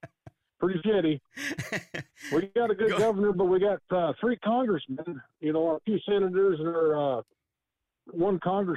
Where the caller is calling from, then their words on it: South Dakota, United States; … from South Dakota.